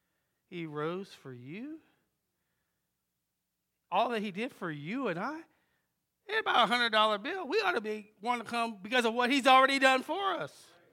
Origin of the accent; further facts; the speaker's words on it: Jamaica, New York, United States; born there; now in Wilmington, United States; We came to a place called Wilmington. Didn't even know what Wilmington was. From New York. We lived in, my brother and I was born in Jamaica, Long Island, New York.